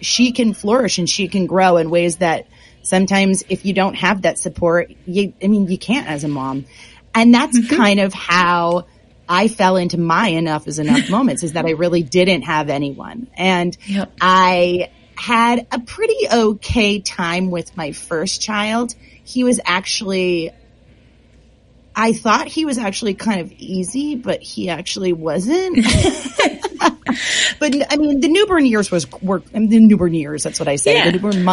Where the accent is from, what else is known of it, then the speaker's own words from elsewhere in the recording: Massachusetts, United States; now in Bay Area, United States; we are in the Bay Area over in California, and I'm originally from Massachusetts, so I have a little bit of that New England stoicness to myself.